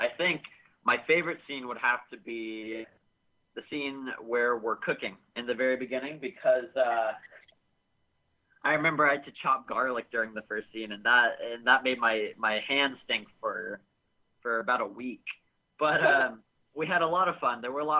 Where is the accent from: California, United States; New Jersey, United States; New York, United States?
California, United States; Sacramento; also born or lived in Canada / Los Angeles; Well, I was originally born in California. When I was about 3 years old, I moved up to Canada, up to the West Coast, and I lived there for about 7 years, and when I was about 11, I came back to Sacramento, where I was born